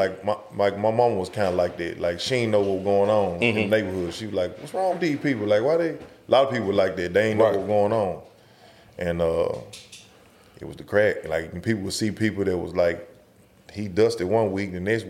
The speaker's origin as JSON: {"language": "English", "town": "Memphis", "region": "Tennessee", "country": "United States", "tie": "born or raised there", "said": "I mean, just like any other neighborhood, I guess. It just was, everybody was just poor, you know."}